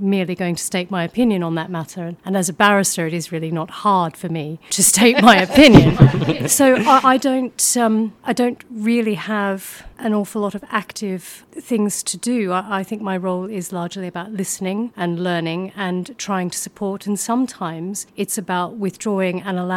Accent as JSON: {"language": "English", "region": "Queensland", "country": "Australia", "tie": "born or raised there", "moved": "yes", "said": "my background is that I grew up in Australia, in Queensland"}